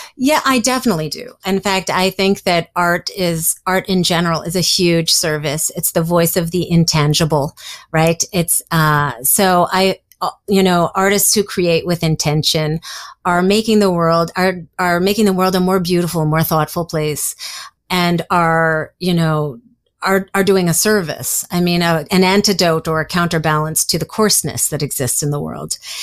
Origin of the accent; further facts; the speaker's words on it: New York City, New York, United States; I grew up in Greenwich Village